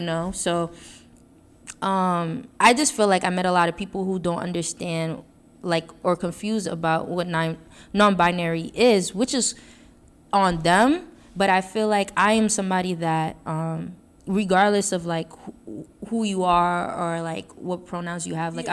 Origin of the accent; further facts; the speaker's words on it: New York City, New York, United States; moved away as an adult; coming from Brooklyn